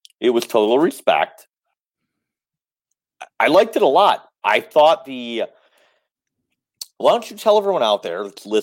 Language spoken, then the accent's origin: English; Detroit, Michigan, United States; I'm from Detroit